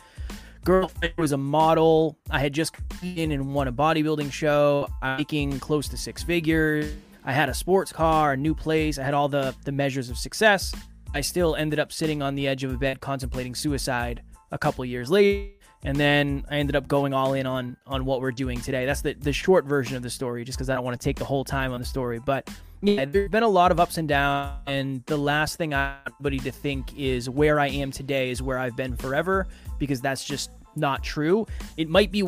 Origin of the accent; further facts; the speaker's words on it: Uxbridge, Massachusetts, United States; I was raised in a small town called Uxbridge, Massachusetts, by my mother and my grandmother